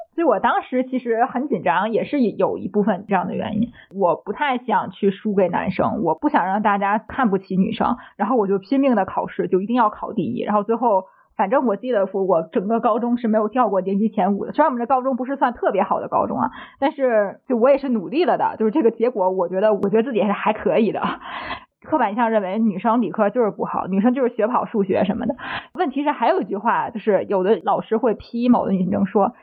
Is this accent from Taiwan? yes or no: no; Tianjin, China; 我作为一个天津人